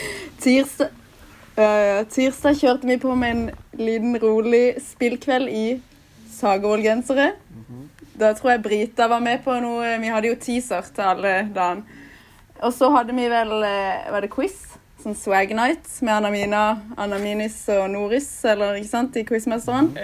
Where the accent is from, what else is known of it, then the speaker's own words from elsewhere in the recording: Lindesnes, Agder, Norway; Nå har jeg vært hjemme i Lindesnes i fire uker cirka.